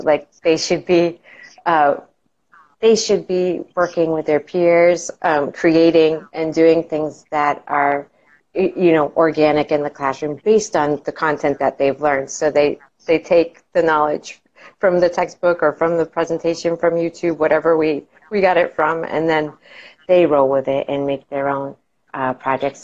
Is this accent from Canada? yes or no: no; Massachusetts, United States; moved away as an adult; now in Florida, United States; I grew up oh. in uh, Massachusetts, uh, up in New England, and I lived there for the majority of my life